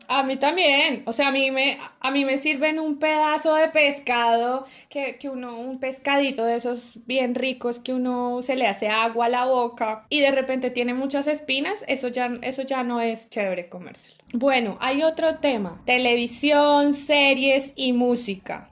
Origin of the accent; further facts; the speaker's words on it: Colombia; siendo colombiano